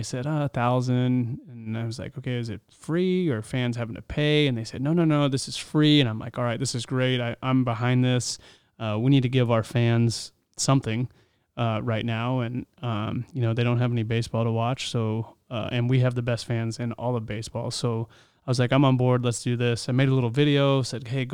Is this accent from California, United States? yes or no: yes; Southern California, United States; Growing up in Southern California